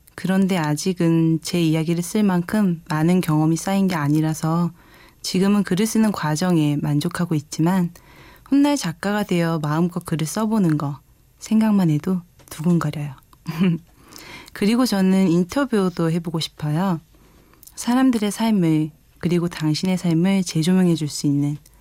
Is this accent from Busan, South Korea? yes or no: no; Seoul, South Korea; moved away as an adult; now in Jecheon, South Korea; 원래는 서울에서 태어나고 자랐는데 부모님이 기농생활로 인해 함께 제천으로 왔어요